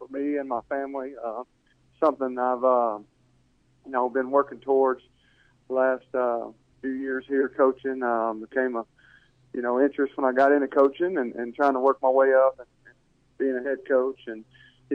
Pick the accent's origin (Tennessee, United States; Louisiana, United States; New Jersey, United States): Louisiana, United States; Delhi; I grew up in a small town, growing up in Delhi, my dad being a coach there